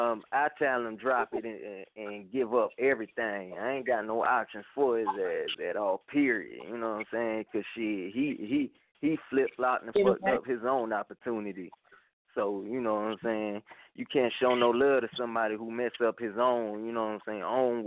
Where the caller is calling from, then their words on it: Atlanta, Georgia, United States; Coming from down here in Atlanta, Georgia. What's up?